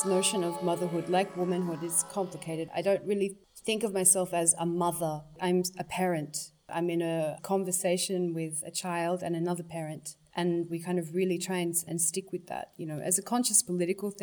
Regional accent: Tasmania, Australia; growing up in Tasmania

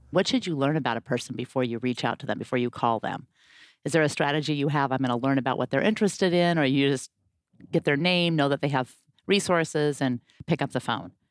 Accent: Portland, Oregon, United States; like me, was born and raised in Portland, Oregon

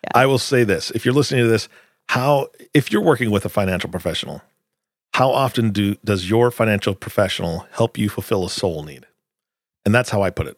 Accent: Washington, United States; moved away; I grew up in Washington

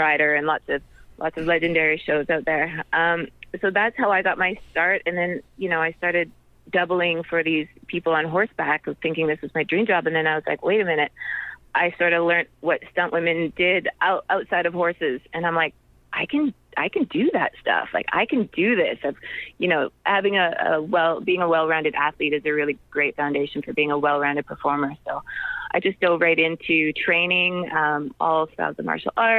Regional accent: Canada; I was born in Canada.

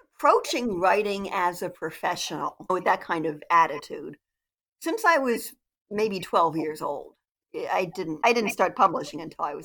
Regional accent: Delaware, United States; also born or lived in New England; now in Maryland, United States; I'm from Delaware originally, but I live in Maryland.

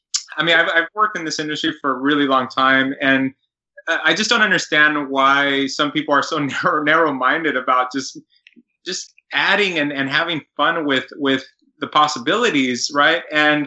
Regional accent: Los Angeles, California, United States; I'm born and raised in Los Angeles, right? So everybody around me was different all the time.

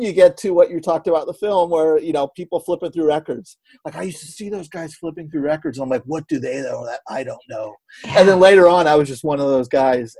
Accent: San Francisco Bay Area, California, United States; growing up in San Francisco

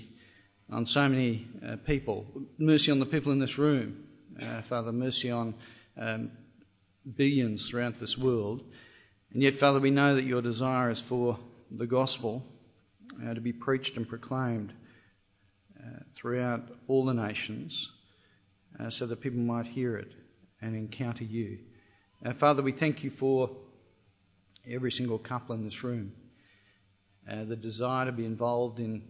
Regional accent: Australia; Now, I'm Australian.

